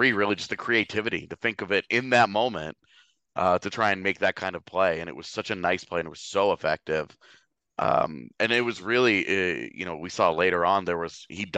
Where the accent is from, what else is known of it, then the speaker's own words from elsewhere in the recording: Katy, Texas, United States; We're both from Katy, Texas